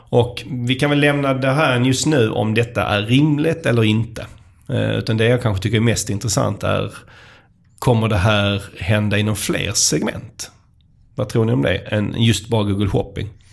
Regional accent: Skåne, Sweden; accent: skånska; som alla hör här så kommer jag ju från Skåne

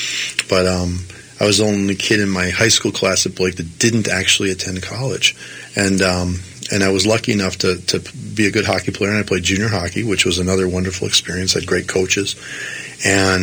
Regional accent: Minneapolis, Minnesota, United States; moved away as an adult; also born or lived in Siberia; I grew up here in Minneapolis

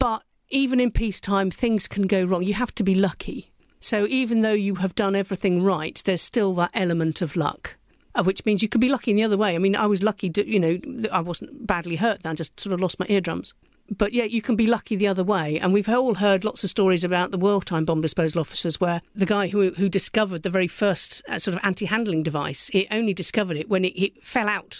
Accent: Somerset, South West England, United Kingdom; I come from Somerset, where Exmoor meets the sea

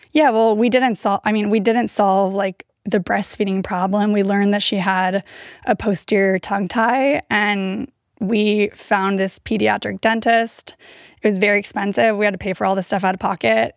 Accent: Davis, California, United States; also born or lived in San Diego / Bay Area; I grew up in Davis

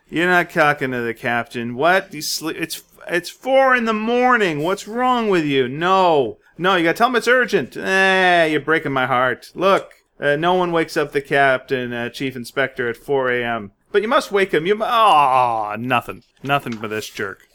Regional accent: Canada; I finally outed us as Canadian.

